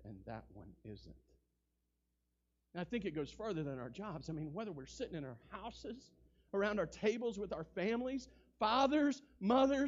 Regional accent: United States; I'm an American citizen.

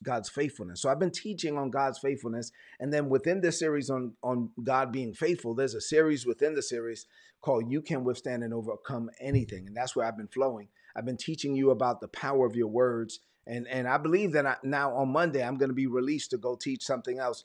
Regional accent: New York City, New York, United States; moved away; I'm from Brooklyn

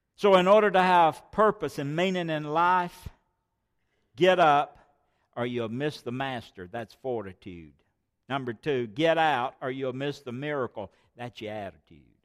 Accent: United States; I was born here in America

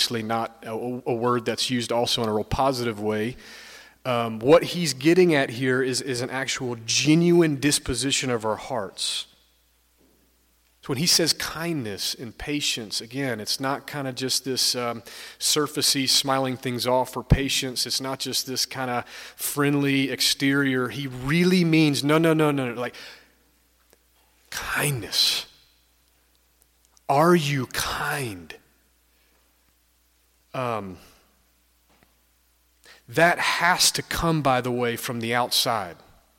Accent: Stone Mountain, Georgia, United States; moved away; I'm from the Atlanta area. I grew up about 20 minutes east of Atlanta, an area called Stone Mountain.

